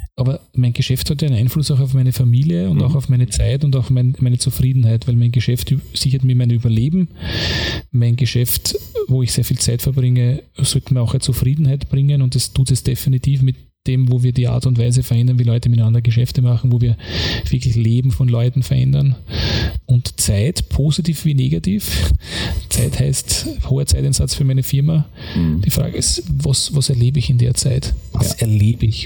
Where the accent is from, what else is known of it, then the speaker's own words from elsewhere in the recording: Austria; also born or lived in London; bin dann nach Wien gefahren, das ungefähr 35 Minuten Fahrzeit von meiner Heimatgemeinde weg ist